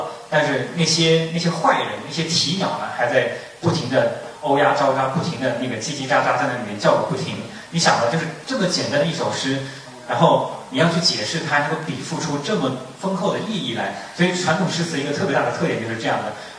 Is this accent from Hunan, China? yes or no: yes; Hunan, China; 比比我们湖南人好像是差一点点哦。